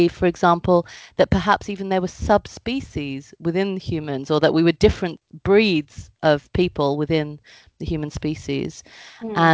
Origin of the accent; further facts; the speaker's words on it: United Kingdom; I am of Indian heritage. My parents were born in India. I was born in the UK.